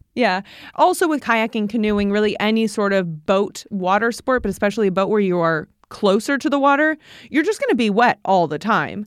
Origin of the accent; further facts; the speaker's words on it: Midwest, United States; now in New York, United States; we're from the Midwest and the flat, flat lands of the Midwest